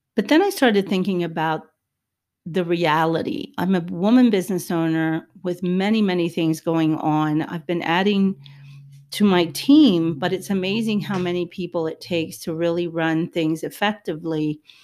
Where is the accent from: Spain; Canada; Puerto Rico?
Puerto Rico; I'm Hispanic, I'm, I'm Puerto Rican